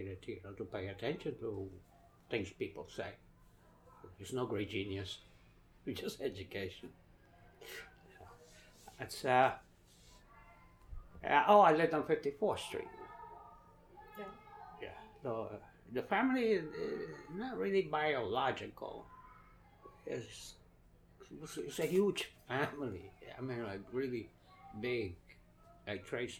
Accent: New York City, New York, United States; also born or lived in Ponce, Puerto Rico / Connecticut; A lot of it, yes, because I always returned to Brooklyn

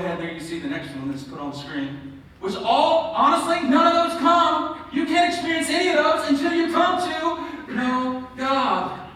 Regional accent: Birmingham, Alabama, United States; accent: southern; I was born and raised in Birmingham, Alabama

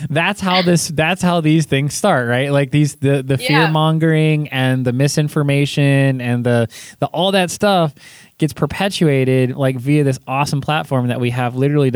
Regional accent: California, United States; I grew up in California

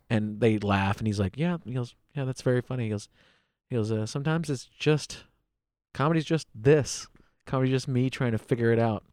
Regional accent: United States; I was born in the United States.

